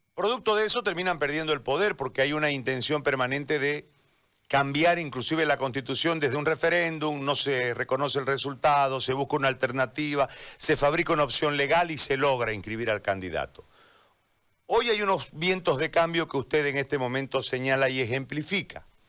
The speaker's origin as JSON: {"language": "Spanish", "region": "eastern Bolivia", "country": "Bolivia", "said": "yo soy parte de, esta, de, este lado del país, fuimos estigmatizados"}